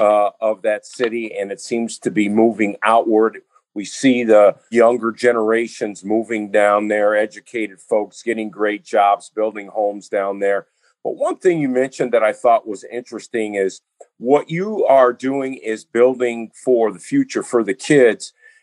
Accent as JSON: {"language": "English", "town": "Mount Clemens", "region": "Michigan", "country": "United States", "tie": "born or raised there", "said": "I grew up in Mount Clemens, Michigan, and I've been around it since the late 70s."}